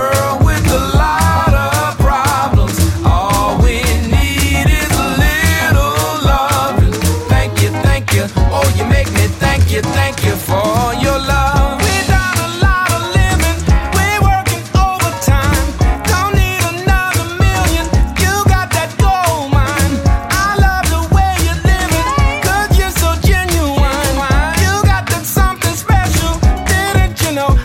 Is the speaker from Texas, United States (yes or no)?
yes; Houston, Texas, United States; now in Austin, United States; I'm from Houston, Texas